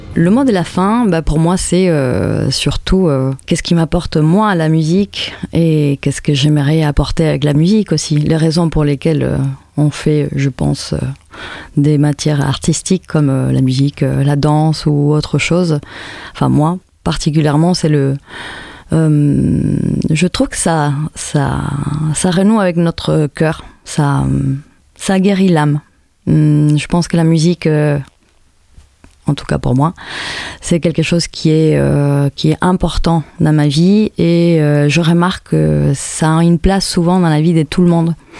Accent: Madrid, Community of Madrid, Spain; French is a second language; moved away as an adult; also born or lived in Nice; now in Montpellier, France; Je viens de Madrid. J'ai fait euh, mes débuts en musique à Madrid, puis je suis partie en France

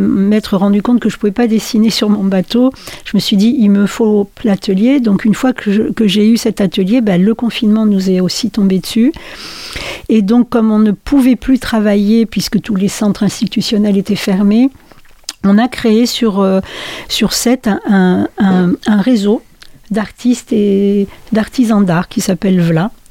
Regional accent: France; also born or lived in Wallonia, Belgium; Alors moi je suis née en Belgique, en Wallonie, mais j'y suis pas restée longtemps. On a ensuite migré du côté de l'Est de la France et on est revenu dans, dans le Nord après

